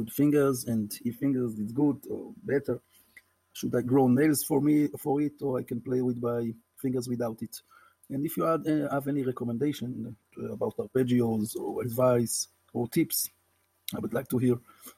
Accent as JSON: {"language": "English", "country": "Israel", "said": "Hi there, I'm … from Israel."}